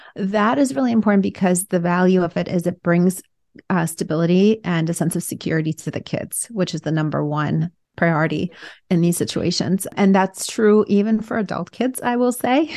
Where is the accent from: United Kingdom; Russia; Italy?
Russia; now in United States; growing up in Russia at first, which was an oppressive kind of regime, and then coming to America